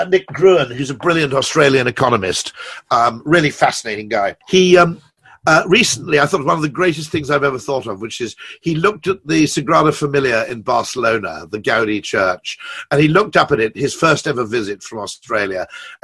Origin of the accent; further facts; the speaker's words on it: United Kingdom; I'm a Brit